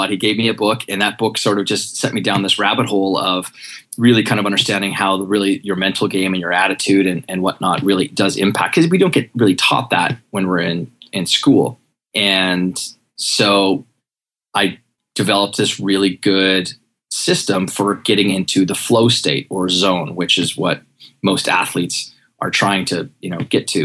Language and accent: English; Western Canada, Canada; now in New York City, United States; I'm from Canada, Western Canada originally, live here in New York City